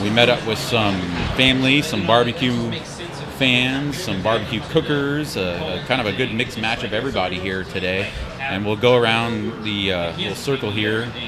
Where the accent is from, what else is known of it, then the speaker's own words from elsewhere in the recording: Houston, Texas, United States; I'm from Houston.